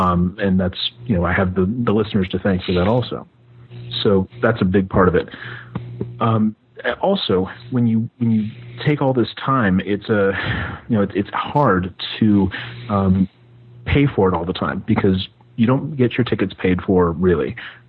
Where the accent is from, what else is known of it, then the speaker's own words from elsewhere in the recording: United States; as an American